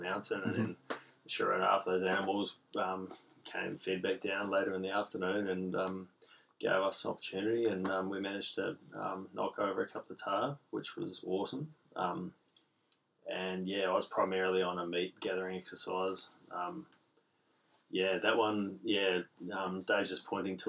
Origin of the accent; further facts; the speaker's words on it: Gisborne, New Zealand; now in Port Hedland, Australia; growing up in Gisborne, East Coast, North Island, NZ